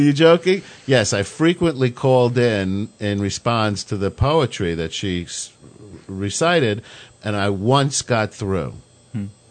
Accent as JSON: {"language": "English", "area": "Long Island", "region": "New York", "country": "United States", "tie": "born or raised there", "said": "growing up on Long Island"}